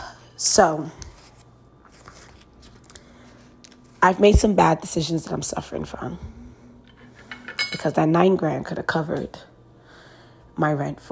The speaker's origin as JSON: {"language": "English", "country": "Nigeria", "said": "Nigerians, I'm Nigerian"}